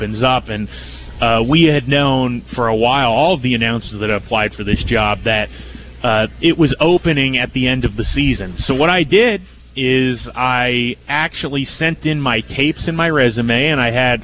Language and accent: English; San Diego, California, United States; moved away as an adult; also born or lived in Orange, California; now in Oakland, United States; Grew up in San Diego, California